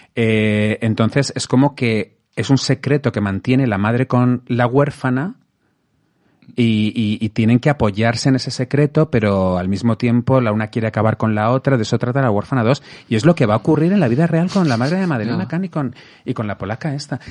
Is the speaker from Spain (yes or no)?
yes; Madrid, Community of Madrid, Spain; Yo de aquí de Madrid.